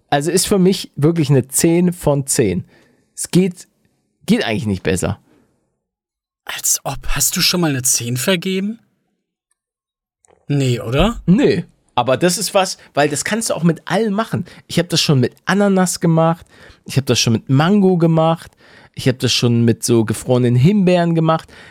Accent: Hamburg, Germany; now in Bavaria, Germany; ich komme aus Hamburg.

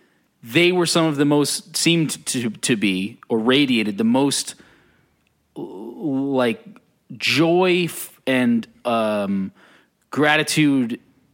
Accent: United States; as an American

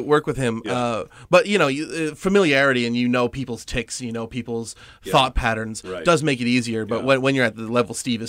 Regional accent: St. John's, Newfoundland and Labrador, Canada; St. John's, Newfoundland.

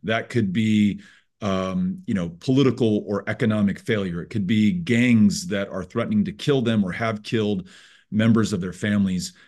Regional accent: El Paso, Texas, United States; talking with you from my hometown of El Paso

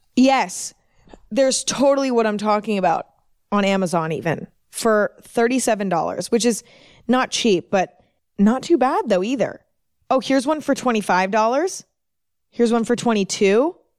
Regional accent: San Francisco Bay Area, Northern California, United States; I'm from the San Francisco Bay Area in Northern California. I'm from there. I grew up there

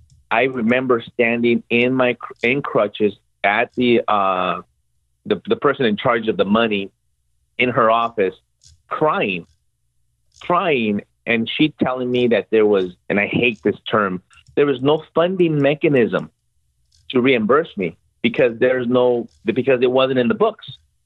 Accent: Mexico; now in United States; They couldn't get enrolled in school because we came from Mexico and they needed special vaccinations

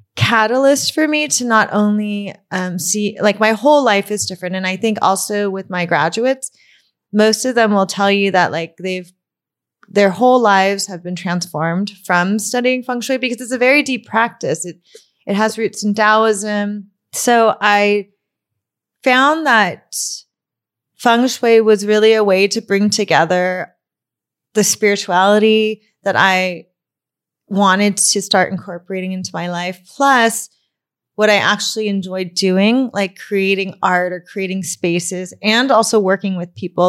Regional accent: Burbank, California, United States; I grew up in Burbank

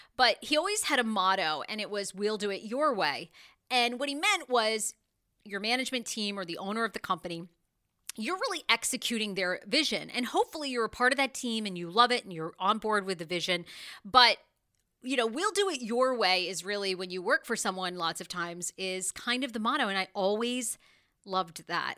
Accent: Wiscasset, Maine, United States; moved away; I did go back to Maine, my home state. You know, I grew up in Wiskasset, Maine

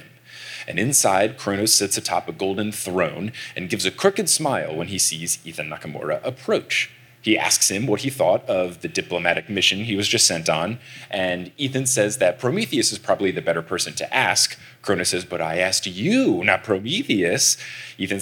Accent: New Jersey, United States; we're also back in New Jersey, my home state

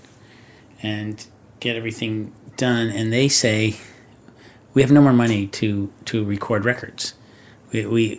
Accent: Orange County, California, United States; I'm from Orange County

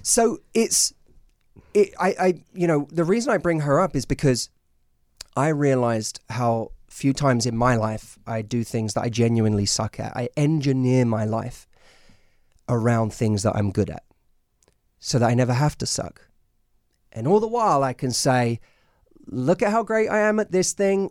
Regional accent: London, United Kingdom; moved away as an adult; now in United States; I'm from London

